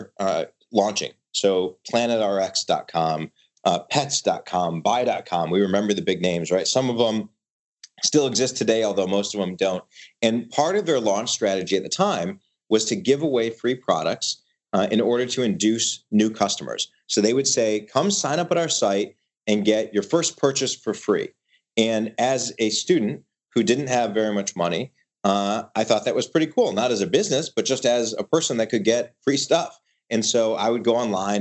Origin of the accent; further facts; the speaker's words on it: Michigan, United States; moved away as an adult; also born or lived in Ithaca, New York; we were raised in Michigan, grew up in, you know, the middle class in the Midwest